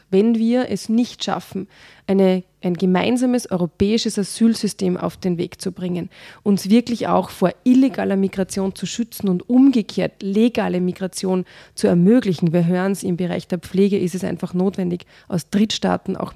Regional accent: Salzburg, Austria; ich bin ja in Salzburg groß geworden und mhm. das ist ja direkt an der Grenze zu Deutschland

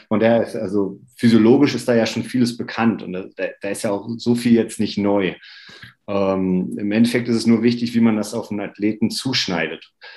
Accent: near Oberhof, Thuringia, Germany; ich komme aus der Nähe von Oberhof

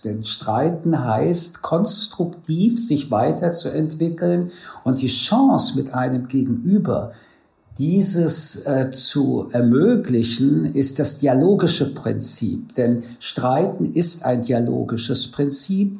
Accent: France; now in Germany; ich komme aus Frankreich

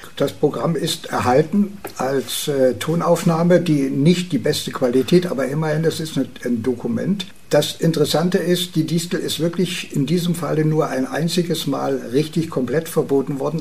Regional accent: Herzberg, Brandenburg, Germany; meiner Heimatstadt Herzberg an der Schwachten Elster

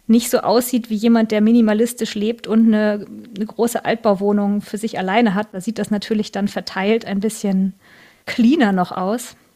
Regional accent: Northern Germany, Germany; Also ich, äh, ich komme auch aus Norddeutschland, aber ich bin hier sozusagen ähm, hin migriert.

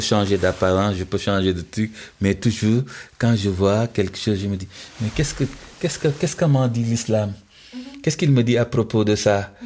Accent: Senegal; Je suis musulman, je suis sénégalais, je suis dans les valeurs de mon terroir

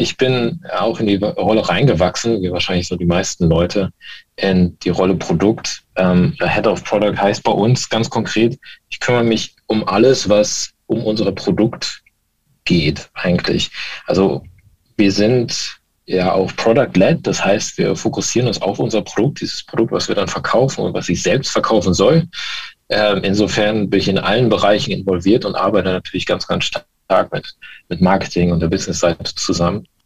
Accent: Baltic coast, Germany; also born or lived in West Germany; bin eigentlich gebürtiger, äh, gebürtig im Westen, aber an der Ostsee aufgewachsen.

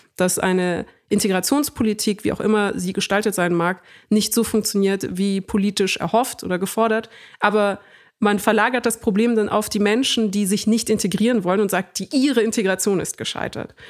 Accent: Germany; first language German; Ich bin auch in Deutschland geboren und aufgewachsen

